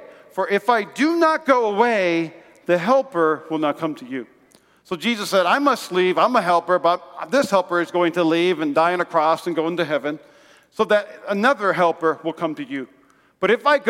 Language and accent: English; Las Vegas, Nevada, United States; I'm from Vegas